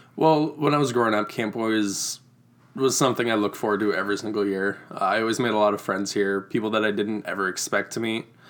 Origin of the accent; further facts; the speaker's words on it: Reedland, Iowa, United States; I grew up in Reedland, Iowa, which is about half an hour north of Waterloo